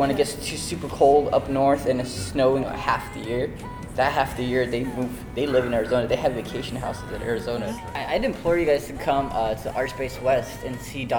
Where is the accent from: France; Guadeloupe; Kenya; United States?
Kenya; born there; I was born in Kenya. My family's from Somalia. I was born in Kenya in a refugee camp.